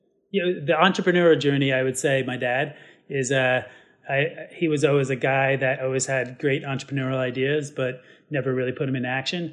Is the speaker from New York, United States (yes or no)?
yes; New York, United States; being a New Yorker